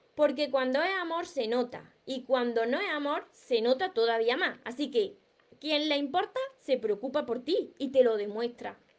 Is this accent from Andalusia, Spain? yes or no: yes; Córdoba, Andalusia, Spain; accent: Andalusian; sabéis que yo soy soy andaluza, soy cordobesa, me como la S, me como las palabras